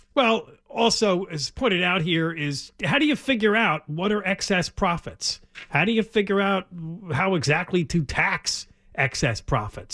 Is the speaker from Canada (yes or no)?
no; East Coast, United States; when I was growing up on the East Coast